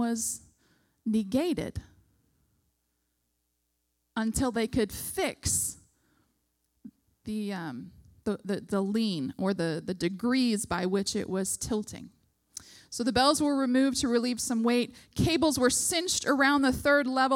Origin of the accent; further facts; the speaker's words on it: United States; as an American